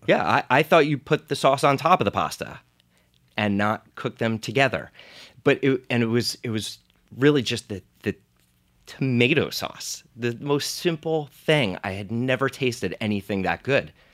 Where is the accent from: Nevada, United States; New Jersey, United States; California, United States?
New Jersey, United States; Monmouth County; I grew up in Monmouth County, New Jersey